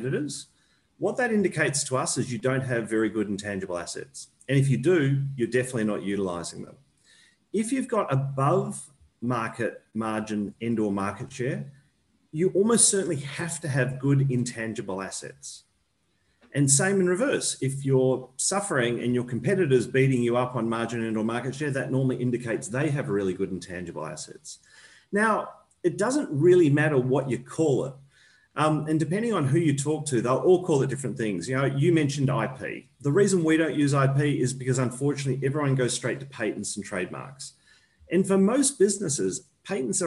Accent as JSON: {"language": "English", "country": "Australia", "also_born_or_lived": "New Zealand", "said": "I'm an Australian"}